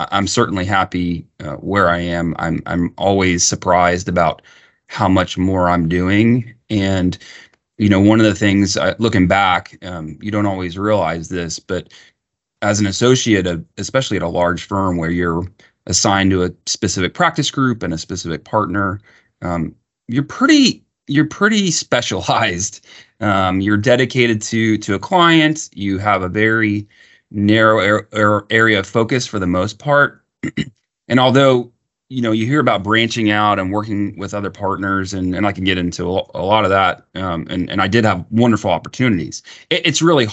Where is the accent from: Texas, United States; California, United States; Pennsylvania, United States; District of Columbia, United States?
Texas, United States; Austin; also born or lived in Houston, Texas; I grew up in Texas. I've always lived in Texas